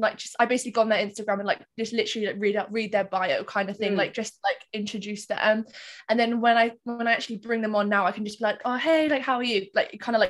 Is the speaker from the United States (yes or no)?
no; Cardiff, Wales, United Kingdom; also born or lived in Reading; I'm 24 and I'm from Cardiff.